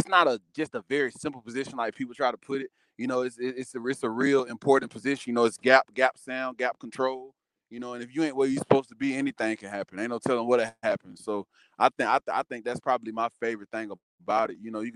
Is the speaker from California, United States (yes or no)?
no; Carrollton, Georgia, United States; I was born and raised in Carrollton, Georgia.